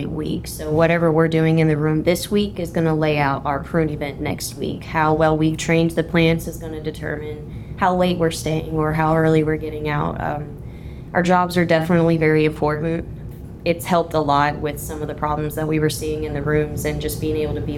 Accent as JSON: {"language": "English", "town": "Elizabethtown", "region": "Kentucky", "country": "United States", "moved": "as an adult", "lives_now": "Ohio, United States", "said": "I'm from Elizabethtown, Kentucky"}